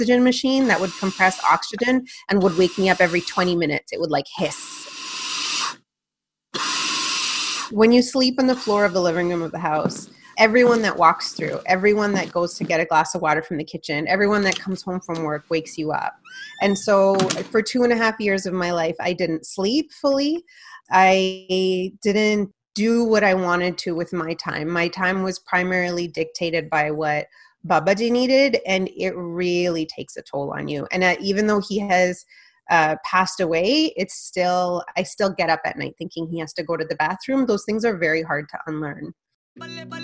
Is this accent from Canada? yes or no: yes; Canada; first language Punjabi; English is a second language; I was born a year after they came to Canada, and they raised me from scratch